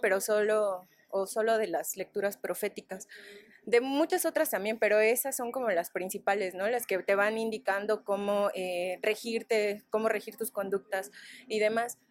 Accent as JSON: {"language": "Spanish", "town": "Ecatepec", "region": "State of Mexico", "country": "Mexico", "tie": "born or raised there", "said": "el barrio en el que yo crecí, en Ecatepec"}